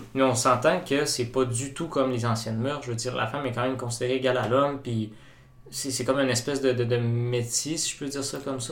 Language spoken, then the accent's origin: French; Quebec, Canada; en tant que Québécois